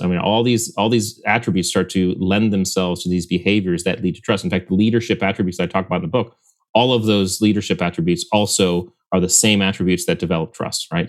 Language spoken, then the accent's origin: English; Connecticut, United States; we grew up in Connecticut on the, on Long Island Sound